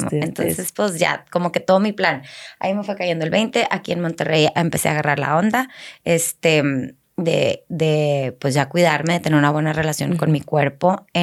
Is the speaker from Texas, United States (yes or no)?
yes; Laredo, Texas, United States; born there; nací en Laredo